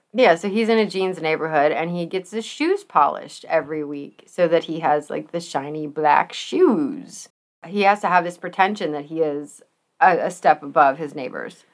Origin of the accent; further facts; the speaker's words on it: United States; I am super American.